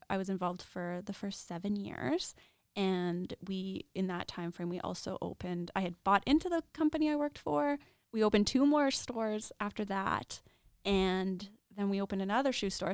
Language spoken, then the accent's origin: English; Regina, Saskatchewan, Canada; also born or lived in Lethbridge; I am born and raised in Regina